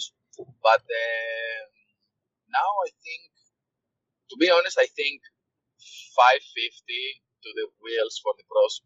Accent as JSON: {"language": "English", "country": "Greece", "said": "I'm from Greece"}